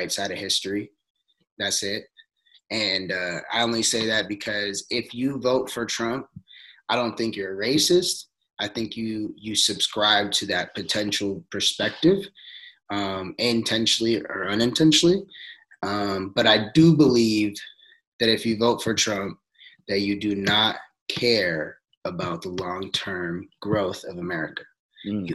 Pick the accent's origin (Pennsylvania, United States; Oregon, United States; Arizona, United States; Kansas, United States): Oregon, United States; Forest Grove; also born or lived in Cornelius, Oregon; I grew up in Forest Grove, Oregon